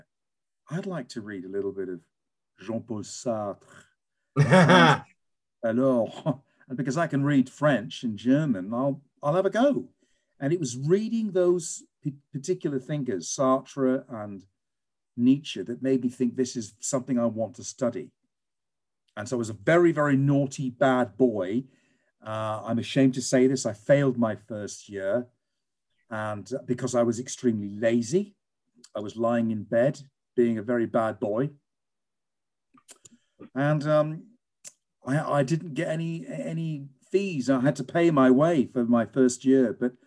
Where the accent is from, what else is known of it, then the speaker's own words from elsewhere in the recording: England, United Kingdom; I grew up in England, and I grew up in a non-Christian family